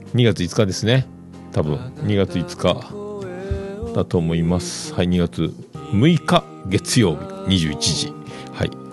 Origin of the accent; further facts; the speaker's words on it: Fukuoka, Japan; also born or lived in Yamaguchi; 僕、九州、山口、福岡、福岡育ちなんで